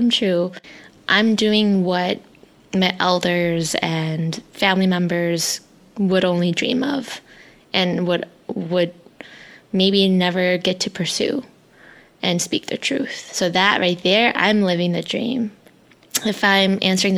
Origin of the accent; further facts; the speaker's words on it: United States; first language Hmong; English is a second language; I grew up in a predominantly white neighborhood where speaking my native tongue, my language, Hmong, was constantly made fun of.